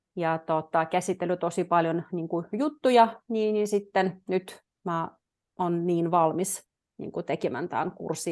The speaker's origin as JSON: {"language": "Finnish", "town": "Petrozavodsk", "region": "Republic of Karelia", "country": "Russia", "also_born_or_lived": "Jyväskylä, Finland", "moved": "yes", "lives_now": "Finland", "said": "mä oon Neuvostoliitosta kotoisin, tai niin kuin mä oon puoliksi venäläinen, puoliksi suomalainen, mun iskä on suomalainen"}